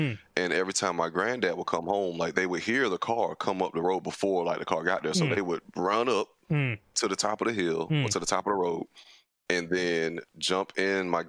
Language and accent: English; Brunswick, Georgia, United States; I'm from Brunswick, Georgia